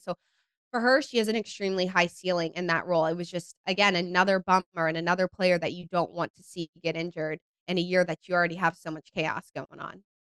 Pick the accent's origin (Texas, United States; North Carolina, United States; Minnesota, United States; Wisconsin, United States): North Carolina, United States; Cary; also born or lived in San Diego, California; now in Charlotte, United States; I'm originally from Cary, North Carolina